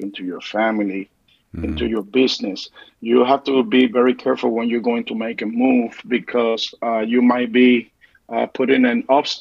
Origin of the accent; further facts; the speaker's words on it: Puerto Rico; moved away as an adult; also born or lived in New York City, United States; now in Michigan, United States; I was born in New York and raised up in Puerto Rico.